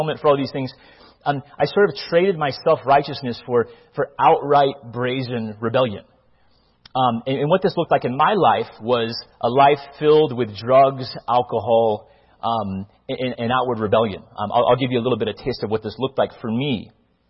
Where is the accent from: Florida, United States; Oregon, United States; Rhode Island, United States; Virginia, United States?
Virginia, United States; Northern; also born or lived in Mobile, Alabama, United States; We then moved to Northern Virginia